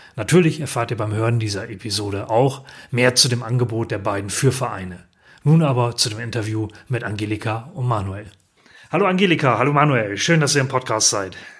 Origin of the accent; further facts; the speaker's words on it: Northern Germany, Germany; bei uns in Norddeutschland, wo ich ja herkomme